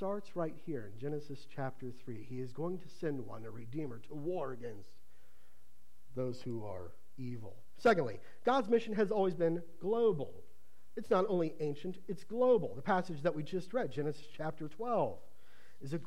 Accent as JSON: {"language": "English", "region": "Ohio", "country": "United States", "tie": "born or raised there", "moved": "yes", "said": "Growing up in Ohio"}